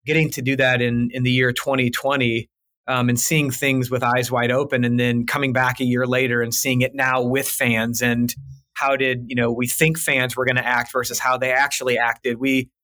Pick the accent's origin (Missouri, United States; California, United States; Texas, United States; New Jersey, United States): Missouri, United States; St. Louis; I'm born and raised in St. Louis